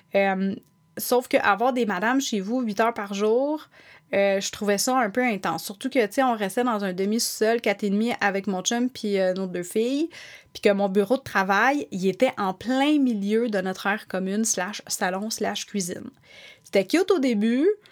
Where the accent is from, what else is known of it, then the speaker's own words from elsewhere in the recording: Sainte-Thérèse, Quebec, Canada; also born or lived in Montreal / Blainville / Laval; Je suis née à Montréal, dans le quartier Saint-Henri